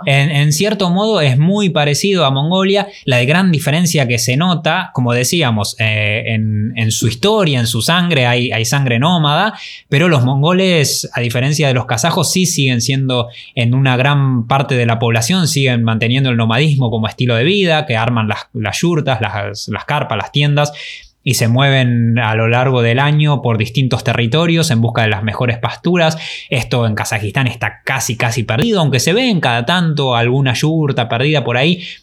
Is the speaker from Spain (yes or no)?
no; Argentina; como argentinos